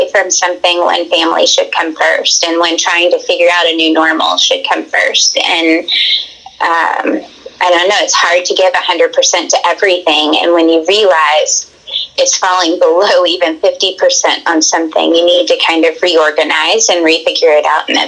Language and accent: English; Tennessee, United States; also born or lived in Alabama; born and raised in Tennessee. I lived part of my time in Alabama with my dad growing up.